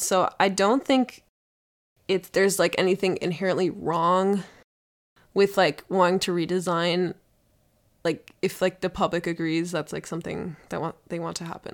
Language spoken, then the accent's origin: English; Minnesota, United States; as a Minnesotan